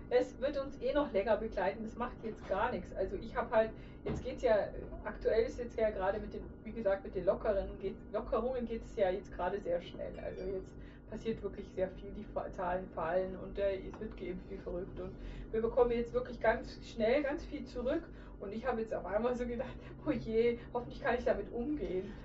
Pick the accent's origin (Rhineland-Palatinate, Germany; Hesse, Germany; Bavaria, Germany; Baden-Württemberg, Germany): Bavaria, Germany; a village in Lower; moved away as an adult; ich komme ja aus dem Dorf in Niederbayern und das verfolge ich jetzt, seit ich 19 bin, pendel ich da hin und her